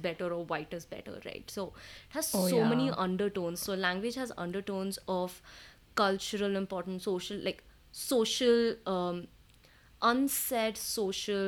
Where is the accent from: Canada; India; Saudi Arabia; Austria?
India; accent: Indian; moved away; I can do my normal Indian accent